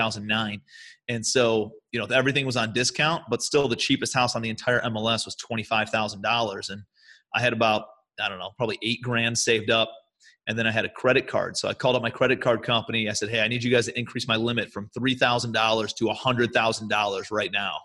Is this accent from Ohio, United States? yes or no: yes; Cleveland, Ohio, United States; moved away as an adult; also born or lived in New York City; I'm from Cleveland originally, but I moved out to New York City